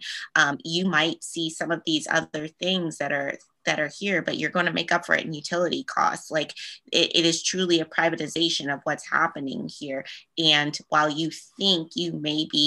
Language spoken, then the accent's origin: English; Eastern Panhandle, West Virginia, United States; the community that I represented, it is my hometown. It's where I grew up